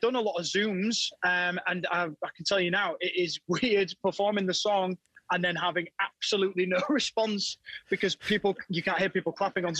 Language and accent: English; hometown served by Viking FM, Yorkshire and the Humber, United Kingdom; I grew up listening to a show called Viking FM. Yep. It's in my local area. It's in my hometown.